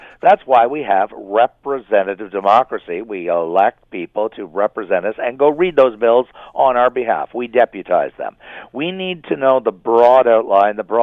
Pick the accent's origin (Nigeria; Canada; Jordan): Canada; I'm as Canadian as can be